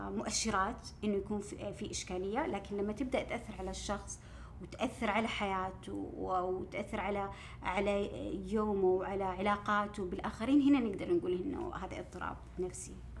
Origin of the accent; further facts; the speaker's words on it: Saudi Arabia; عندنا في السعوديه